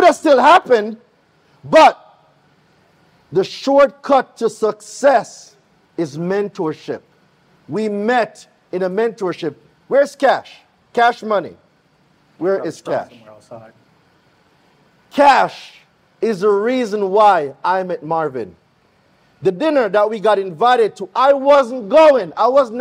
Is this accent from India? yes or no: no; Jamaica; accent: Jamaican; You cannot miss my accent nowhere. Why? Because I'm Jamaican